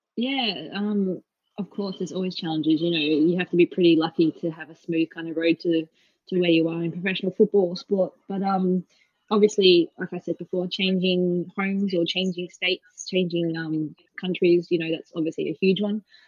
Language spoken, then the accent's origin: English; Perth, Western Australia, Australia; moved away as an adult; also born or lived in Melbourne, Australia; now in Bristol, United Kingdom; I'm originally obviously from Perth